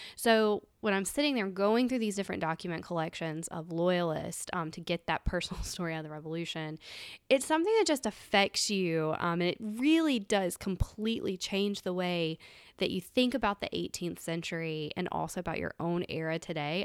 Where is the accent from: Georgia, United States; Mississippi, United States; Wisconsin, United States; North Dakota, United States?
Mississippi, United States; growing up in Mississippi